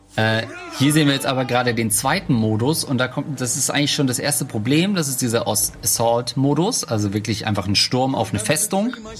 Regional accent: East Germany, Germany; now in Hamburg, Germany; als Ostdeutscher

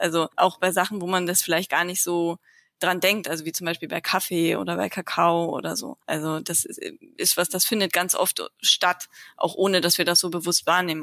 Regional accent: Lower Saxony, Germany; also born or lived in Tübingen / Hamburg; now in Wendland, Germany; ich komme ursprünglich aus Niedersachsen

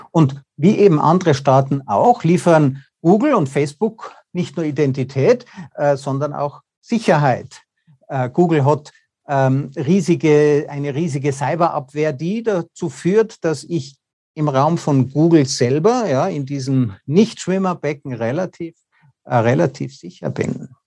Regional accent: Austria; Also ich bin ja auch Österreicher, wir kommen nicht mal rein.

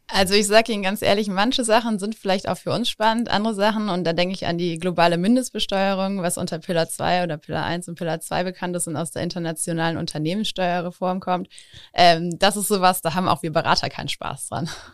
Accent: Overath, North Rhine-Westphalia, Germany; also born or lived in Engelskirchen; ich bin sogar in Overath aufgewachsen.

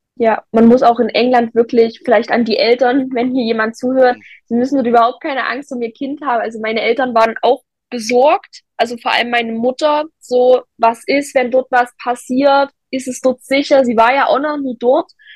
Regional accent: Zwickau, Saxony, Germany

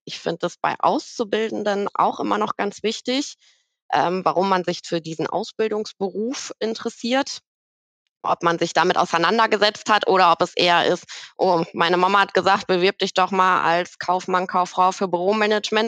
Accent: Bochum, North Rhine-Westphalia, Germany; also ich bin gebürtige Bochumerin, äh, in Bochum geboren

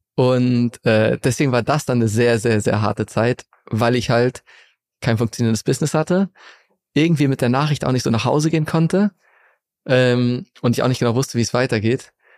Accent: Segeberg district, Schleswig-Holstein, Germany; now in Hamburg, Germany; Ich bin in der Nähe von Hamburg aufgewachsen, in Schleswig-Holstein, im Kreis Segeberg, in einem ganz kleinen Dorf

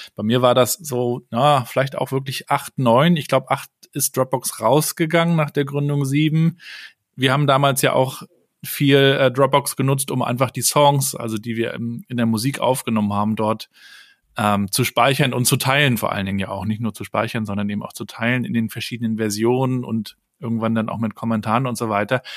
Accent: Germany; bei uns in Deutschland

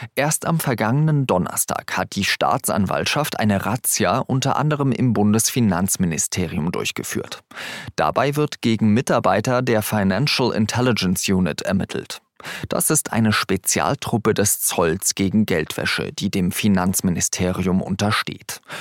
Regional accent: Germany; bei uns in Deutschland

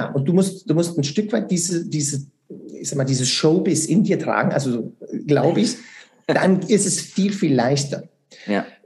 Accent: Switzerland; Und das geht natürlich nicht, weil es muss ja drei Jahre gehen bei uns in der Schweiz, ganz klar.

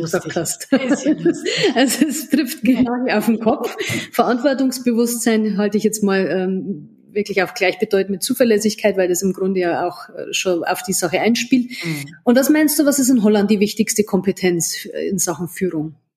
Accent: Bavaria, Germany; bei uns in Bayern

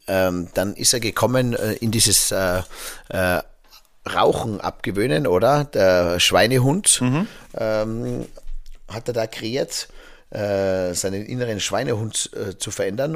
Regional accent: Zillertal, Tyrol, Austria; bei uns im Zillertal

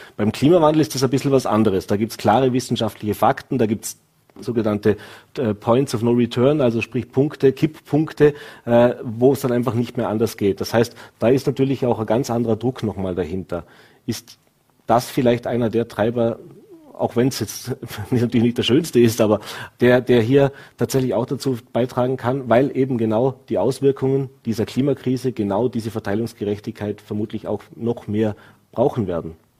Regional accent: Vorarlberg, Austria; als Vorarlberger

